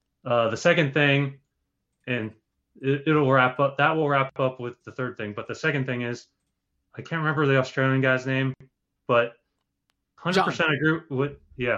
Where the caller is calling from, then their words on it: Rhode Island, United States; from Rhode Island.